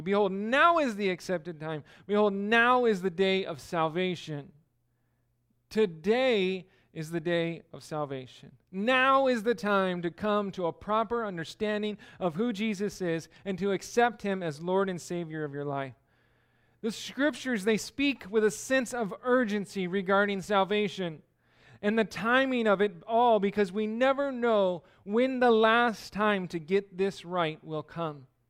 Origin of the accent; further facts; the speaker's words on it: California, United States; moved away; I'm from California